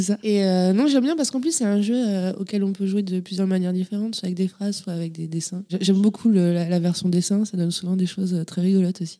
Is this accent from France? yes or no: yes; Châteaubernard, Nouvelle-Aquitaine, France; je suis né à Château Bernard, pour être euh, très exact, à côté de Cognac en Charente